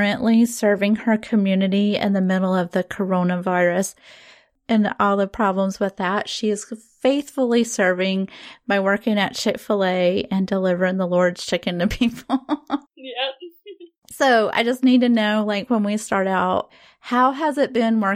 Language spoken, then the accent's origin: English; the South, United States; we're from the South